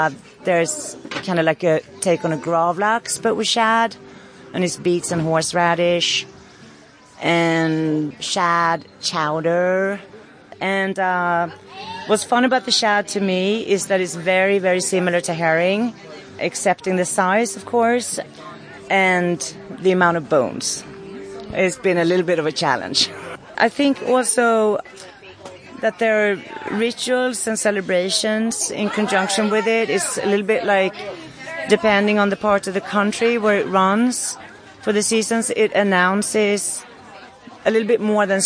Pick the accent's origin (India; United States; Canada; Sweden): Sweden; I'm from Sweden. I'm part Norwegian, part Swedish